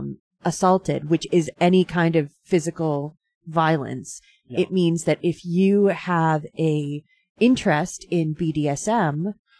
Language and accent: English; Tewksbury, Massachusetts, United States; I've lived in Massachusetts my entire life